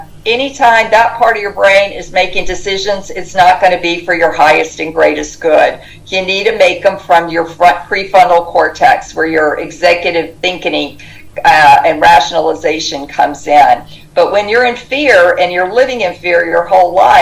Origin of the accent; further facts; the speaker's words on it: the South, United States; growing up in the South